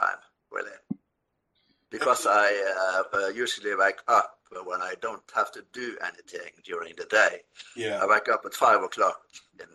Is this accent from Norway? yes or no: yes; Norway; English is a second language; moved away as an adult; I was born and raised here, but my entire adult life I spent abroad.